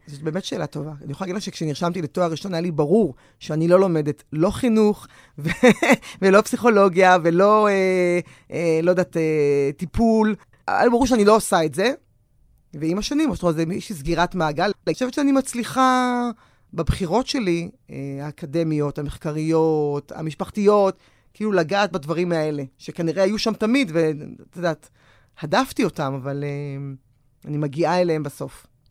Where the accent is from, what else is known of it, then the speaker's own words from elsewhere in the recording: Tel Aviv, Tel Aviv District, Israel; אני גדלתי בתל אביב